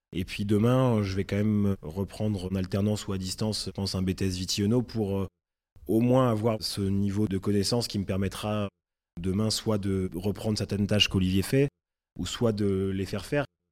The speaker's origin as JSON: {"language": "French", "town": "Reims", "region": "Grand Est", "country": "France", "tie": "born or raised there", "also_born_or_lived": "Paris", "moved": "as an adult", "said": "J'ai grandi à Reims"}